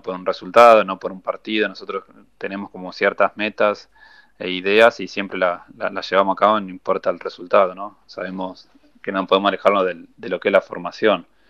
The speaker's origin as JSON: {"language": "Spanish", "region": "Buenos Aires", "country": "Argentina", "tie": "born or raised there", "said": "nosotros siempre fuimos rotando por todo, por Buenos Aires a entrenar cuando éramos chicos"}